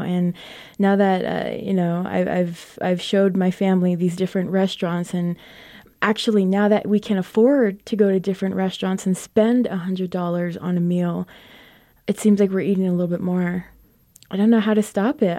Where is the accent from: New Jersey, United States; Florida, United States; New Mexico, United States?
New Mexico, United States; Crownpoint; Crown Point, New Mexico, my hometown